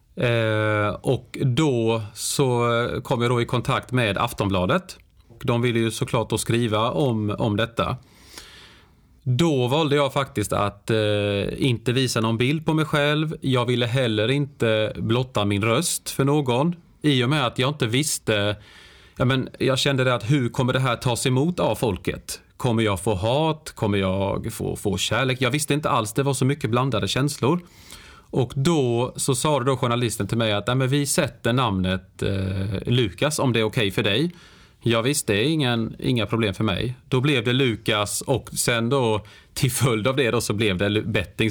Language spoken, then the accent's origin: Swedish; Värnamo, Jönköping County, Sweden; moved away; jag är ju född och uppvuxen i, i Värnamo, en väldigt liten stad i, i Småland där jag då bodde i 30 års tid